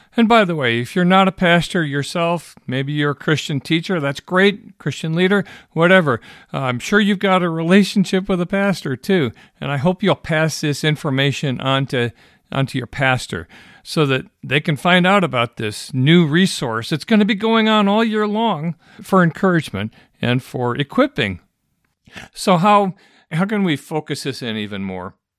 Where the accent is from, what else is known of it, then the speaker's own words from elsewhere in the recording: Michigan, United States; I grew up in Michigan